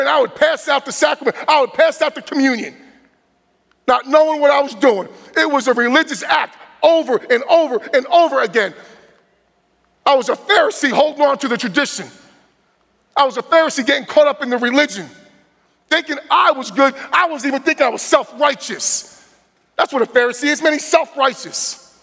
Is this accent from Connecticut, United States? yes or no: no; New Jersey, United States; moved away; also born or lived in Midwest; born and raised from New Jersey and growing up in New Jersey